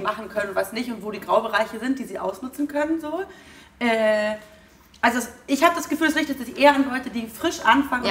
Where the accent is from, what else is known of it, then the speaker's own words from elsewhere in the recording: Heidelberg, Baden-Württemberg, Germany; ich in Heidelberg geboren